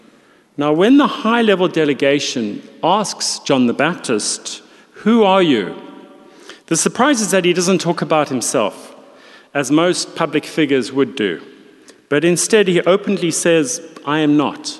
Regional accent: South Africa; moved away; also born or lived in London; being a South African

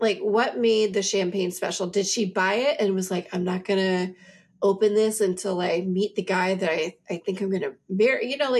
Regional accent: Alabama, United States; we grew up in Alabama. There's all kinds of people from Alabama.

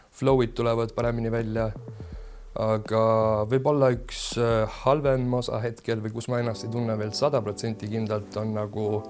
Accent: Germany; now in Estonia; ma olen tegelikult Saksamaalt pärit ja siis äh, seal kasvasin suures osas üles

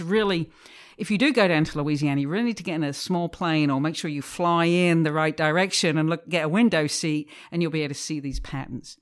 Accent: England, United Kingdom; moved away as an adult; I'm from England originally. I was brought up in a, in a kind of industrial manufacturing town just north of London

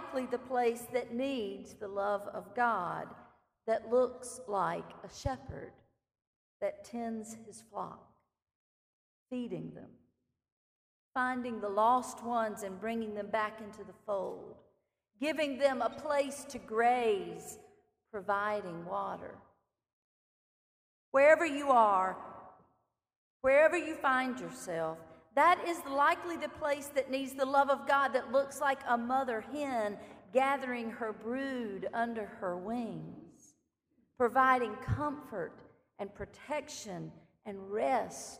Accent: Clinton, South Carolina, United States; My hometown is Clinton, South Carolina

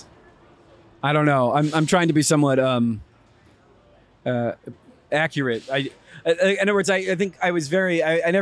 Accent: San Antonio, Texas, United States; moved away as an adult; also born or lived in Houston, Texas / New York City / Austin, Texas; now in Chicago, United States; I mostly grew up in San Antonio.

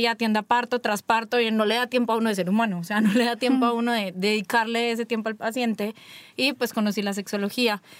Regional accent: Colombia; moved away; also born or lived in Medellín; yo soy colombiana

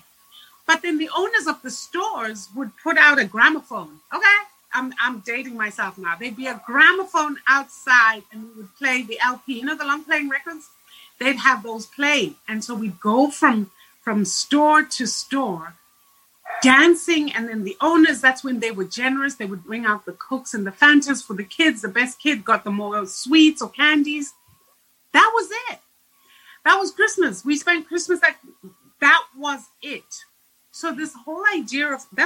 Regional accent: Zimbabwe; moved away; I grew up in Zimbabwe

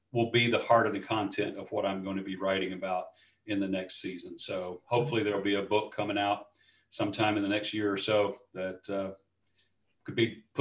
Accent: Scotland, United Kingdom; So uh, that's not me, although I am Scottish.

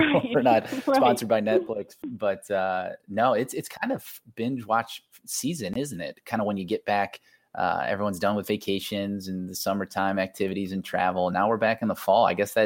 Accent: Akron, Ohio, United States; I'm actually from Akron, Ohio, so a good bit north of Cincinnati

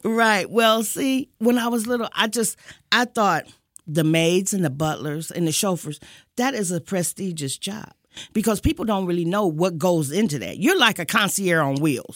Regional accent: Detroit, Michigan, United States; I am originally from Detroit all my life

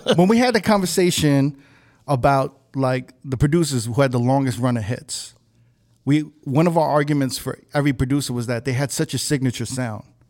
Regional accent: New York City, New York, United States; I'm from Manhattan

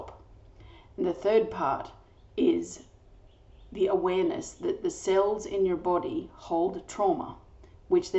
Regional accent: Australia; I'm an Australian energy healer

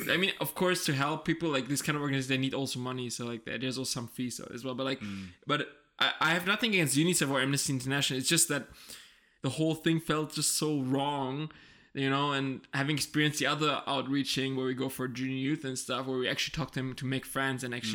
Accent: Germany; born and raised in Germany

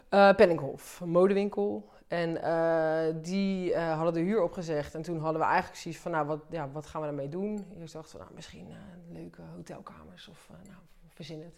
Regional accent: Delft, South Holland, Netherlands; We komen allebei uit Delft

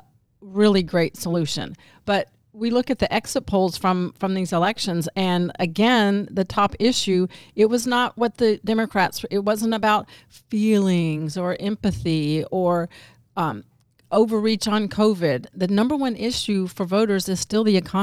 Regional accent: DeKalb County, Georgia, United States; moved away; also born or lived in Arkansas; But I was born and raised in DeKalb County, right by Fulton County

